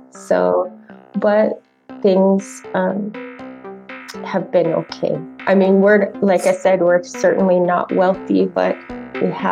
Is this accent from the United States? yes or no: yes; Phoenix, Arizona, United States; also born or lived in Four Corners; Uh, we moved a lot. Um, I grew up mostly in the Southwest in the Phoenix Valley and in the Four Corners area. So that's where I grew up.